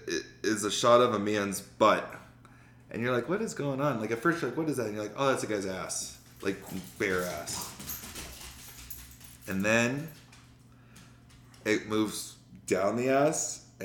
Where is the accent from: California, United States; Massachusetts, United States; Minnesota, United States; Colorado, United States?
Colorado, United States; Denver; We're both stoners from Denver.